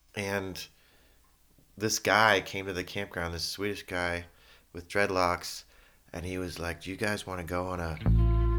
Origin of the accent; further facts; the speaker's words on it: San Francisco, California, United States; I was born in San Francisco in Kaiser, but Geary, and my parents were social workers that lived here in the city